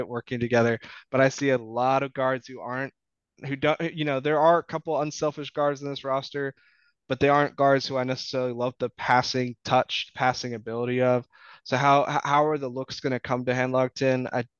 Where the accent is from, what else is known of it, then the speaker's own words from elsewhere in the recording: Richmond, Virginia, United States; I'm from Richmond, Virginia